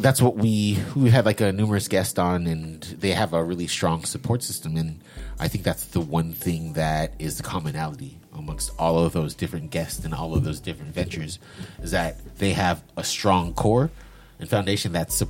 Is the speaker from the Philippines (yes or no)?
yes; Philippines; And then I let her go about her way because I'm Filipino.